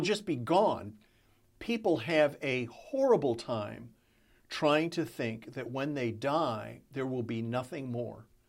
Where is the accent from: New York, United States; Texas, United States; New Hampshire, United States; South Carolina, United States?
Texas, United States; growing up in Texas, surrounded by Southern Baptists